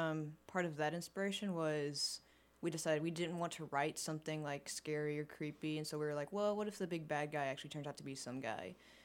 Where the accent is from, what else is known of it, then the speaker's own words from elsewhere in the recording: Paragould, Arkansas, United States; I'm a junior from Paragould, Arkansas